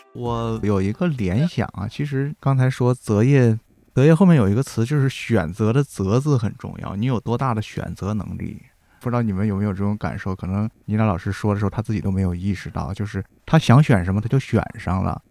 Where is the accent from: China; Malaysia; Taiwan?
China; 我们中国人